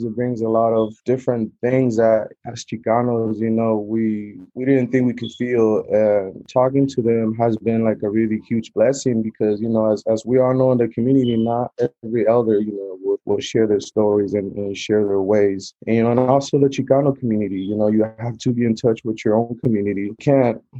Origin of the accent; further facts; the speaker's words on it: Acapulco, Guerrero, Mexico; moved away; I'm originally from Acapulco, Guerrero, here at Mexicano